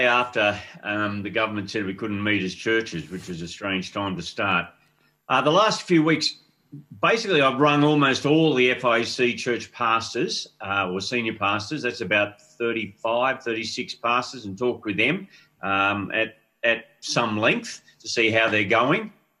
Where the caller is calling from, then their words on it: Bondi Junction, New South Wales, Australia; From our home in Bondi Junction, Thomas. That's in the Waverley area near Bondi Beach.